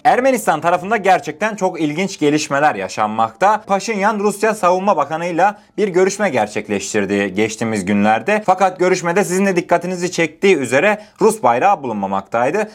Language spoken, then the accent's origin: Turkish; Turkey